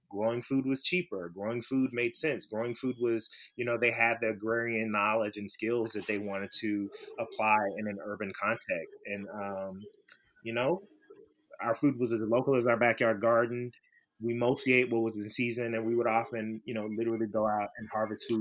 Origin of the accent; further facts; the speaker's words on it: Memphis, Tennessee, United States; I grew up in Memphis, Tennessee